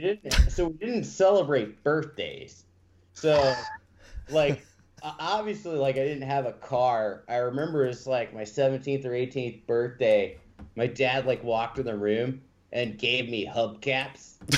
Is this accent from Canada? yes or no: no; St. Louis, Missouri, United States; I'm from St. Louis